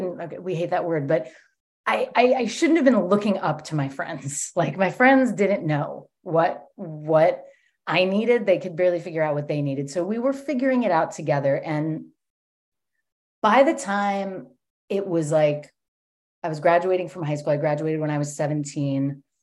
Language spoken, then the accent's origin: English; New York, United States; born there; I was born in 1984 in New York.